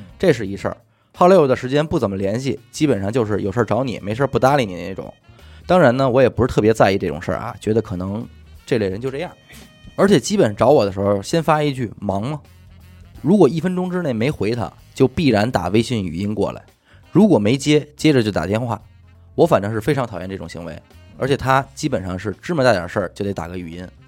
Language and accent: Chinese; Hebei, China; now in Beijing, China; 我是河北人，在海淀工作，之前干过联想的技术客服